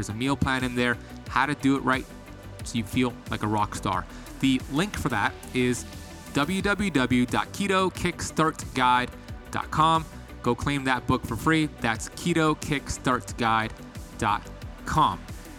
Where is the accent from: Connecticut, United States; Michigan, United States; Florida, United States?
Florida, United States; Miami; with my story growing up here in Miami, addicted to drugs and bad habits.